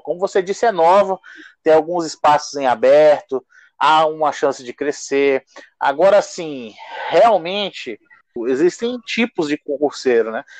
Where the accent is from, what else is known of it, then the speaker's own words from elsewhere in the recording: Acre, Brazil; enquanto acriano, enquanto torcedor do Rio Branco